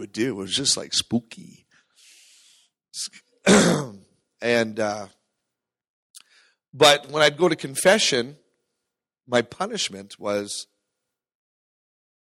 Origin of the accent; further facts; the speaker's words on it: Terrace, British Columbia, Canada; I grew up in Terrace, British Columbia